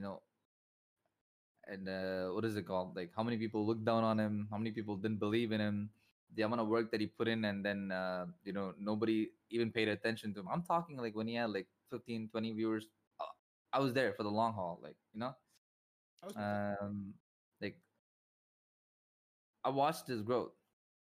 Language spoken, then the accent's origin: English; Chennai, Tamil Nadu, India; India, Chennai, Tamil Nadu